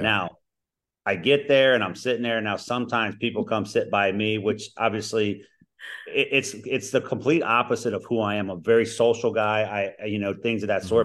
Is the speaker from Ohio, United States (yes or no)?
yes; Cincinnati, Ohio, United States; now in Ohio, United States; I grew up in Cincinnati